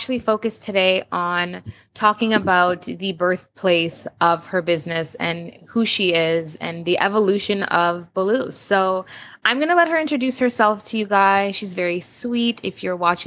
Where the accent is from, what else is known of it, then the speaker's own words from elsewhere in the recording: Canada; being born and raised in Canada